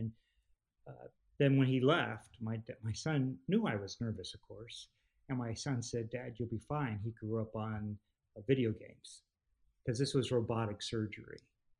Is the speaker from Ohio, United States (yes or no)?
no; Texas, United States; We refereed games together in the town we grew up in outside of Austin, Texas, where my kids grew up in.